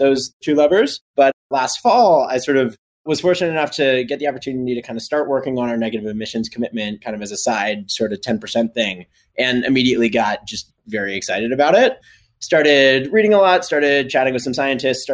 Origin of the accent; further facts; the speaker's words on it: Colorado, United States; I grew up in Colorado around NOAA and NIST and a lot of government climate work